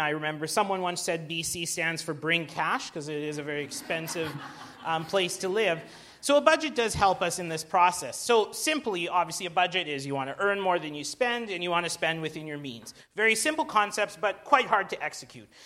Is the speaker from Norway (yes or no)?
no; Alberta, Canada; now in Vancouver, Canada; I'm from Alberta